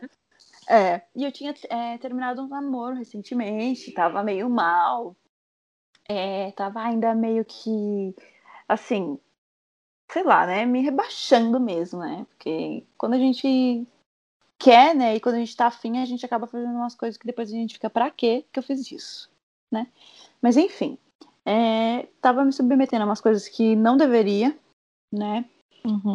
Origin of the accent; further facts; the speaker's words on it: Sorocaba, São Paulo, Brazil; voltei pra, pra minha terra Sorocaba